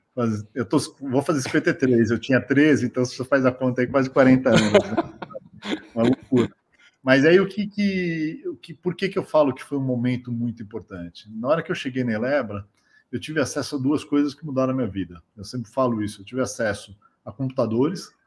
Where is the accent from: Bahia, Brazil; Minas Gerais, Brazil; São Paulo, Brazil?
São Paulo, Brazil; also born or lived in Silicon Valley; vim de uma família de, de origem simples aqui da, da, zona sul de São Paulo